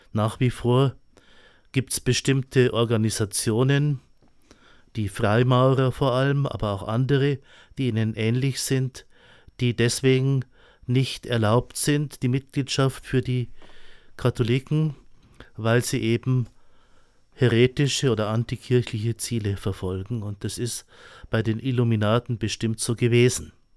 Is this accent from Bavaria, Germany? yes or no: yes; Eichstätt, Bavaria, Germany; ich bin in Eichstätt geboren, bin in Eichstätt in die Schule gegangen und habe die meiste Zeit auch in Eichstätt studiert. Bin ein alter Eichstätter